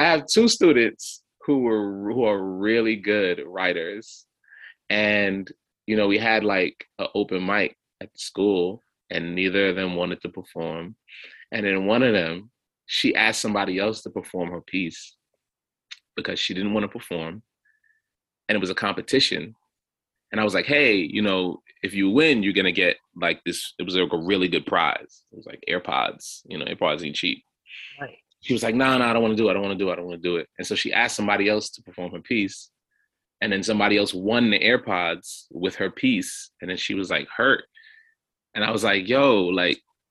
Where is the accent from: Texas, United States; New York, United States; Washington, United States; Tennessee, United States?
New York, United States; New York City; I'm from Flatbush, Brooklyn, and there's a lot of Haitians here.